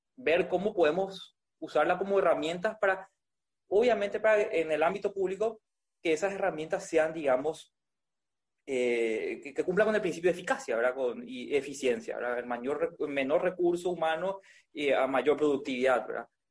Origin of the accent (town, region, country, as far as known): Paraguay; also born or lived in Spain